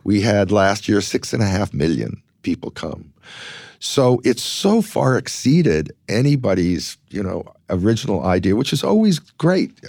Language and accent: English; Los Angeles, California, United States; growing up in Los Angeles